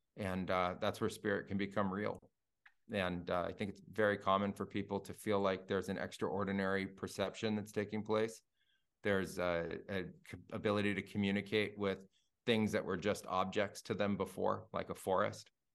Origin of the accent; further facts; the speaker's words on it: Silicon Valley, California, United States; I grew up in Silicon Valley in the nineties